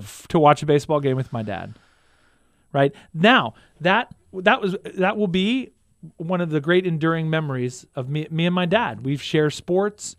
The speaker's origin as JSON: {"language": "English", "town": "Houston", "region": "Texas", "country": "United States", "tie": "born or raised there", "moved": "yes", "lives_now": "Stillwater, United States", "said": "I grew up in Houston, Texas"}